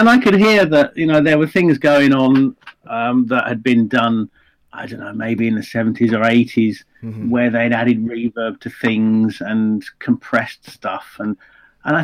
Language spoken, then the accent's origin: English; England, United Kingdom; I'm English